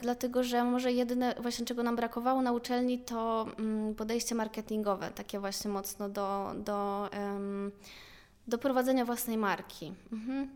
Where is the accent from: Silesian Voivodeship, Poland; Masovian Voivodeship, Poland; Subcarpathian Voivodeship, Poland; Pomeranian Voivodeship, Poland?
Subcarpathian Voivodeship, Poland; Rzeszów; moved away as an adult; now in Łódź, Poland; ja pochodzę z Rzeszowa